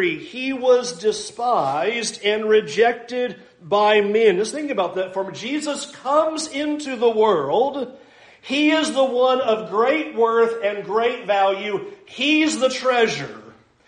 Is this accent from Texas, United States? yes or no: no; San Diego, California, United States; I grew up in San Diego, so I basically grew up on the beaches